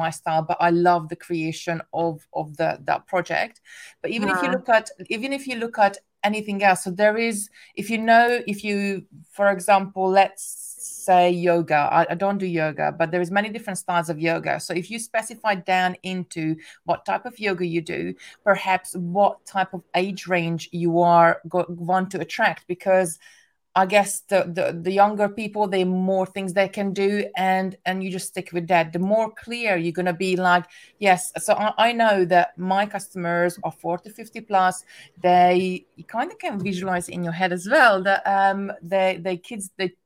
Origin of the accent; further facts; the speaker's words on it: Hungary; English is a second language; moved away; I'm originally from Hungary, English is my second language